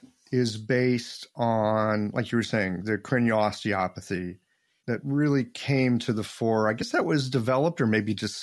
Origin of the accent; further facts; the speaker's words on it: Midwest, United States; I'm this guy from the Midwest.